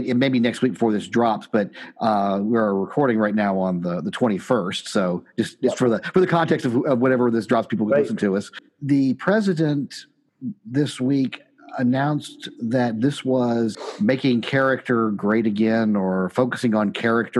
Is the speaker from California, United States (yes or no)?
no; Louisiana, United States; I'm from Louisiana. I'm from the state of early Huey Long, Earl Long, and Edwin Edwards